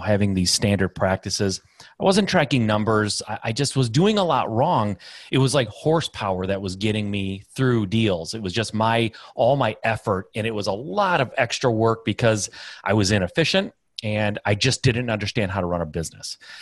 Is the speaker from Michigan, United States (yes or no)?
yes; Michigan, United States; I'm Midwest guy, uh, born and raised in Michigan